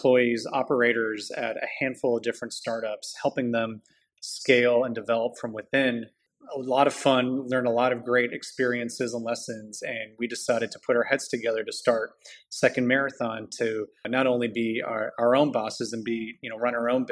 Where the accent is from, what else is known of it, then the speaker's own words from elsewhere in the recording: Toronto, Ontario, Canada; moved away as an adult; also born or lived in Montreal; now in United States; I was born and raised up in Toronto.